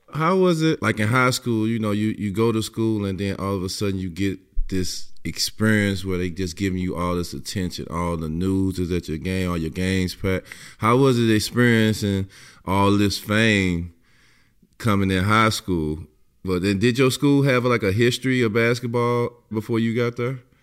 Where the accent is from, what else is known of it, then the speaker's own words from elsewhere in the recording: East St. Louis, Illinois, United States; I'm from East St. Louis, so you know you follow everybody from the hometown